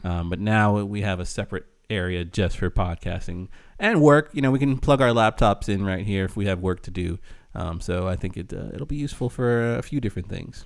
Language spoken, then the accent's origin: English; United States; we're American